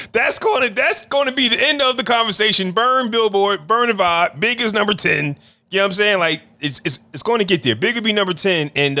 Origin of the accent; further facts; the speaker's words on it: East Coast, United States; we're from the East Coast